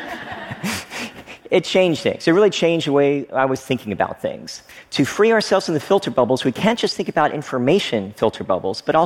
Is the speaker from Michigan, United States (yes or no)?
no; Frankfort, Kentucky, United States; moved away as an adult; also born or lived in Oneida, Tennessee / Stearns, Kentucky; I was born in Oneida, Tennessee, right across the state border from a small coal mining town, Stearns, Kentucky. And I lived there for the first few years of my life before moving to another small town, Frankfort, Kentucky. Basically, I grew up in small town America